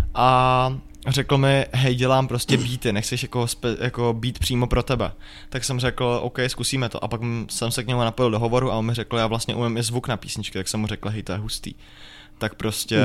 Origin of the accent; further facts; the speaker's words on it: Jablonec nad Nisou, Liberec Region, Czechia; já jsem prostě z Jablonce